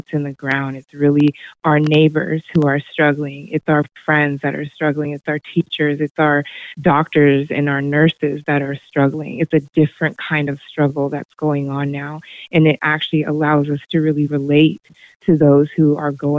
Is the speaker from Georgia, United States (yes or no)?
no; Hillsboro, Oregon, United States; moved away as an adult; I was born and raised in Hillsborough, Oregon, right here in Washington County